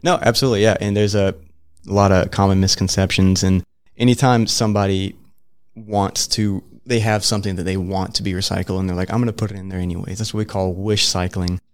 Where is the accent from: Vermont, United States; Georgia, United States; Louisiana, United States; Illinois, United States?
Georgia, United States; Middle; moved away as an adult; now in Gainesville, United States; I'm from the Middle Georgia area